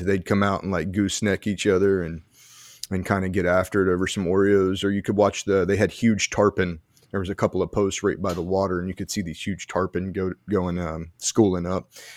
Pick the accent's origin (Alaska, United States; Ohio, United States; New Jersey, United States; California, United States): New Jersey, United States; there's people from, like, Jersey, there's people from my hometown